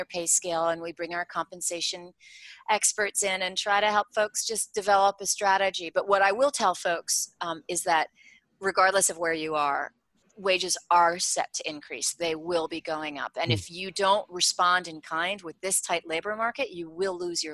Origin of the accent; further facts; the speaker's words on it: New York City, New York, United States; I'm from New York City